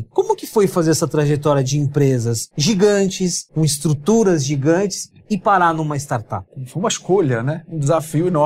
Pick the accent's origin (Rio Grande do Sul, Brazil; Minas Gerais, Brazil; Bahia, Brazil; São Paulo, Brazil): Bahia, Brazil; Salvador; born there; Bahia? Bahia, Salvador.